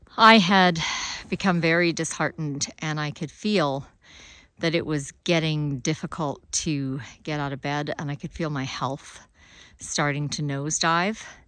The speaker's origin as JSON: {"language": "English", "region": "Alberta", "country": "Canada", "tie": "born or raised there", "also_born_or_lived": "Africa", "moved": "yes", "said": "I grew up in Alberta. I spent fifteen years of super cold winters down to minus forty."}